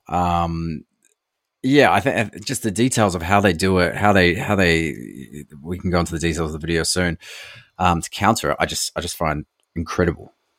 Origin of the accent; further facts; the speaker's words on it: East Coast, Gisborne, New Zealand; growing up on the East Coast, New Zealand, we, we grew up with, I don't know, heaps of earthquakes